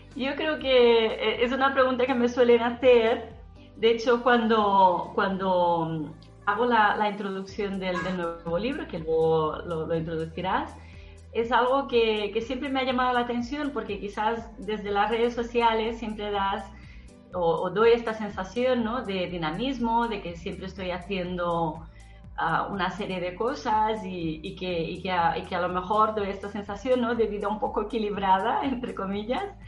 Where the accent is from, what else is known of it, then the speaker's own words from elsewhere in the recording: Brazil; now in Barcelona, Spain; yo soy de origen brasileña, aunque emigré a España